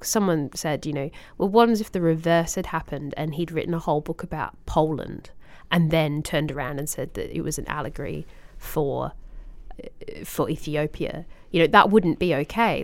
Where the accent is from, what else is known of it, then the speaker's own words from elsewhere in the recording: Australia; as an Australian